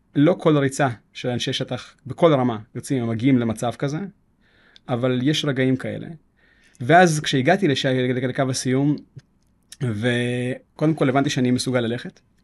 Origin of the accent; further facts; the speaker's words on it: Jerusalem, Jerusalem District, Israel; רחובות ירושלים, וגדלתי שם.